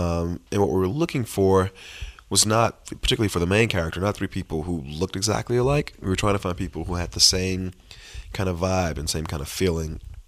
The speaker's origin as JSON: {"language": "English", "town": "Miami", "region": "Florida", "country": "United States", "tie": "born or raised there", "said": "this thing about both myself and Terrell, which is that both our moms struggled with this addiction growing up in Miami."}